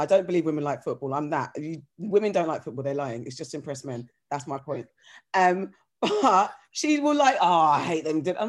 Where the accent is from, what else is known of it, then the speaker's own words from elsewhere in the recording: London, United Kingdom; from South, I'm originally from South.